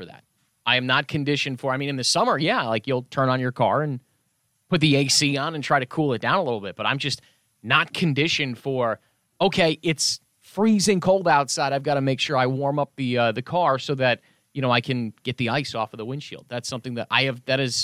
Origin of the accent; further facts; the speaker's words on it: Chicago, Illinois, United States; now in Orlando, United States; I'm originally from Chicago